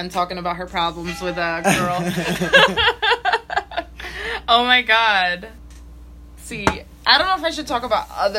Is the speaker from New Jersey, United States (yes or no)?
yes; New Jersey, United States; from New Jersey, by the way. And so the festival was in Pennsylvania, right?